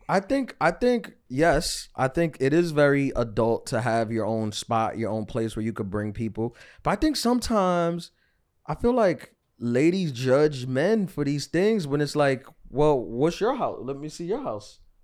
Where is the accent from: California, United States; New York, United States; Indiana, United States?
New York, United States; New York City; I'm from New York City